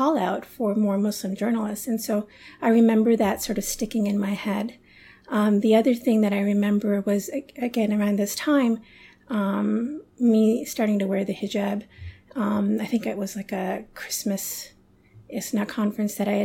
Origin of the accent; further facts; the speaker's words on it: Toronto, Ontario, Canada; also born or lived in London / Karachi / Chicago; now in Toronto, Canada; I was born in London, but my family, when I was 5 years old, we moved to Toronto, to Canada